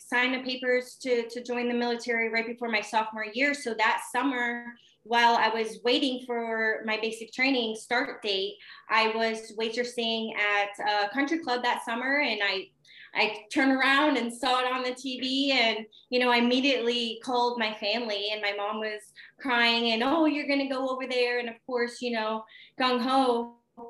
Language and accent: English; Northwestern Pennsylvania, United States; I'm from Northwestern Pennsylvania, born and raised